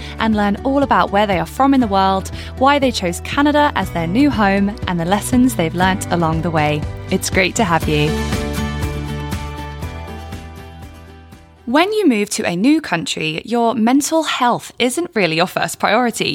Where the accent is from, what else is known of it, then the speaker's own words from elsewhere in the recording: England, United Kingdom; also born or lived in France; I wasn't born near the ocean in England